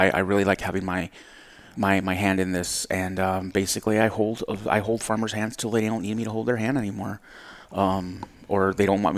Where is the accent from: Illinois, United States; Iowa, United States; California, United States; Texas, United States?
Texas, United States; Rio Grande Valley, South; moved away as an adult; also born or lived in Florida; I am originally from South Texas, from the 956, the Valley